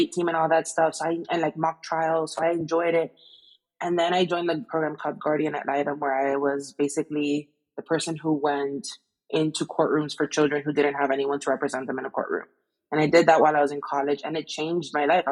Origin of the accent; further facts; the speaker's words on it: Miami, Florida, United States; I'm from Miami